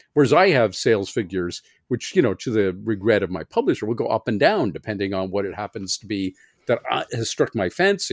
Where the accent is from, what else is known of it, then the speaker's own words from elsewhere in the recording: Canada; I'm a Canadian science fiction writer